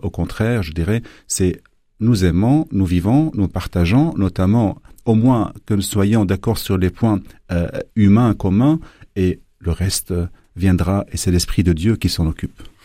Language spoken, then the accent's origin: French; Lebanon; moved away as an adult; now in Belgium; je viens du Liban